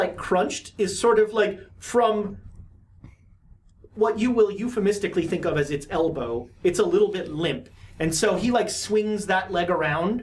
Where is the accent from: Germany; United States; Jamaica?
United States; Texas; I grew up in Texas